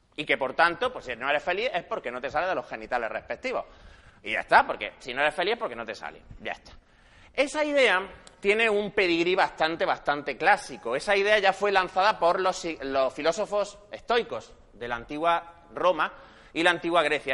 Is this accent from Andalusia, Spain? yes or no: yes; Granada, Andalusia, Spain; moved away as an adult; also born or lived in Madrid; now in Barcelona, Spain; nací en Granada, estudié psicología allí